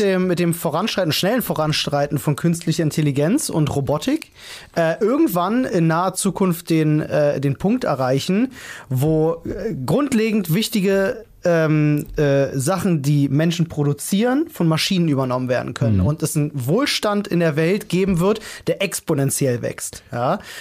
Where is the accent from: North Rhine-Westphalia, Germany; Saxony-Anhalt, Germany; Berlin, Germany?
Berlin, Germany; ich bin auf eine relativ schwierige Schule in Neukölln gegangen